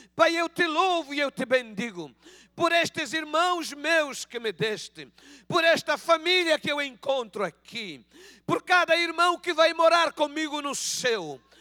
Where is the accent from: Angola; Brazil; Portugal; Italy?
Angola; accent: Angolan Portuguese; Peço perdão pelo meu português de Angola